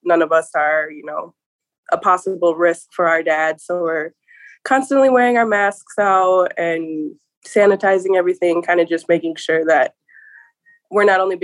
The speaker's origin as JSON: {"language": "English", "town": "Welch", "region": "Minnesota", "country": "United States", "tie": "born or raised there", "said": "I'm from Prairie Island Reservation here in Welch, Minnesota. I've kind of grew up down here pretty much my whole life."}